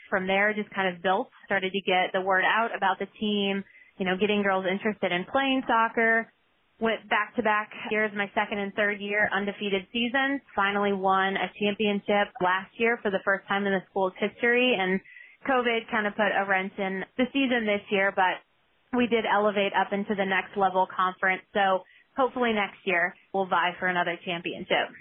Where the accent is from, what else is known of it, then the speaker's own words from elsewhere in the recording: Omaha, Nebraska, United States; moved away as an adult; now in Baltimore, United States; I'm originally from Omaha, Nebraska